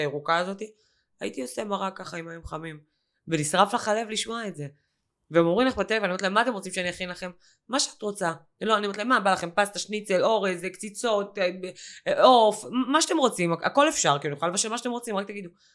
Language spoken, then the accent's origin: Hebrew; Ashkelon, Southern District, Israel; בתור אשקלונית שחיה את זה שנים על גבי שנים